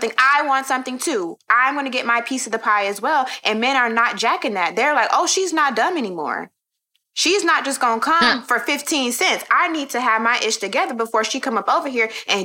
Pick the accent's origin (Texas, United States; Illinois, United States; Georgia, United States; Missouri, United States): Texas, United States; Houston; now in Brooklyn, United States; I'm from Houston, Texas, H-Town